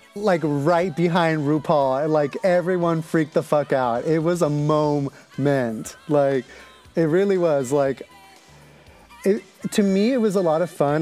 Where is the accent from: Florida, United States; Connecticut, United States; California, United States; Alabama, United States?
California, United States; Los Angeles; I'm from L A. Yeah, born and raised in Los Angeles